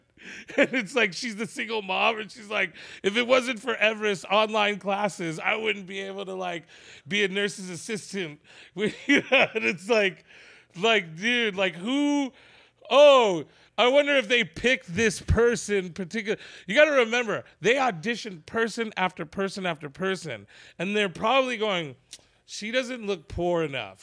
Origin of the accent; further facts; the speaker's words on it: San Jose, California, United States; I'm from San Jose